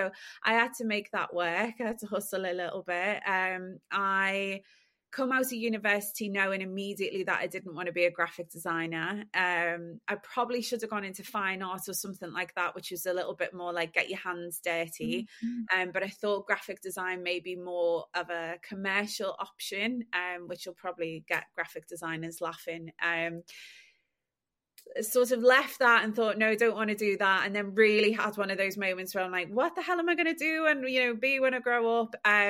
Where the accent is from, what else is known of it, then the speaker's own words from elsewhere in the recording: Liverpool, North West England, United Kingdom; now in London, United Kingdom; I am a Scouser that lives in London and has been working in the luxury fashion industry for the last 12 years.